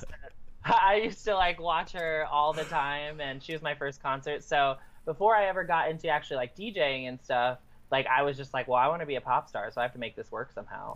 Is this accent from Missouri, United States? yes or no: no; Michigan, United States; now in Indiana, United States; then I grew up 30 minutes north of Rothbury Electric Forest and um, mm. like pretty much back and forth between Indiana and Michigan